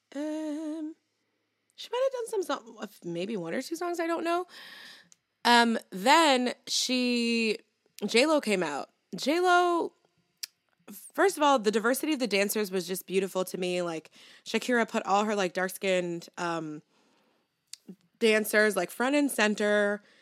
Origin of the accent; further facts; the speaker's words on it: New York City, New York, United States; as a New Yorker.